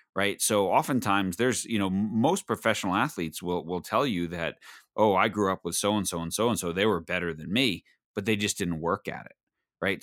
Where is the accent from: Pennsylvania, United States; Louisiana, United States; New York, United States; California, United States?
New York, United States; Long Island; growing up on Long Island